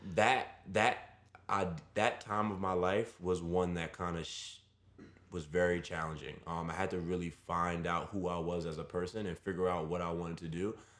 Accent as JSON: {"language": "English", "town": "New York City", "region": "New York", "country": "United States", "tie": "born or raised there", "said": "I grew up in Brooklyn. I was born and raised in the city"}